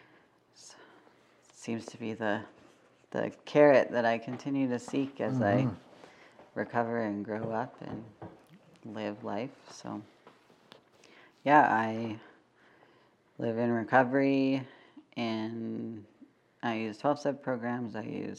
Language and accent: English; Calgary, Alberta, Canada; I was born and raised in Mokensis, Treaty 7. I still live here